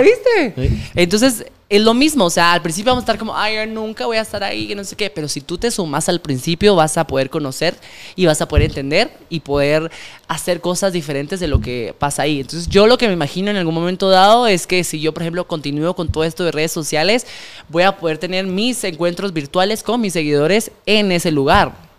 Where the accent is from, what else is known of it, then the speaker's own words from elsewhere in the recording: Guatemala; como guatemaltecos